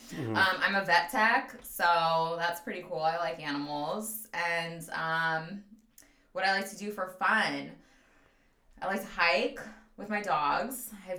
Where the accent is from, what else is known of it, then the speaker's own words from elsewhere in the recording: San Francisco Bay Area, California, United States; moved away as an adult; also born or lived in suburbs of Philadelphia, Pennsylvania; now in Pennsylvania, United States; I am from San Francisco Bay Area. I moved out here to the bumfuck of nowhere, Pennsylvania.